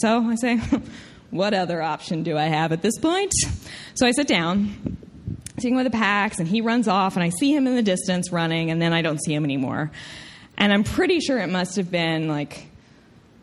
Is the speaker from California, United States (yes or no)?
no; Tennessee, United States; accent: southern; I'm from Tennessee, I get a southern accent